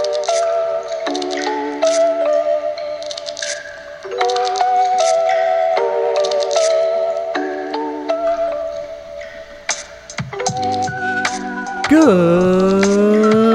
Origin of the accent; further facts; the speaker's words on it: San Diego, California, United States; now in Sacramento, United States; I'm from San Diego, California. I live in Sacramento now